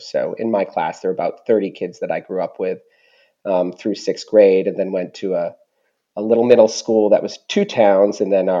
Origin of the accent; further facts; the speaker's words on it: Mount Vernon, New Hampshire, United States; I grew up in a small town, Mount Vernon, New Hampshire, and went to a high school. It's Milford Area Senior High School. It was a tri-town high school when I went there. So it was my tiny town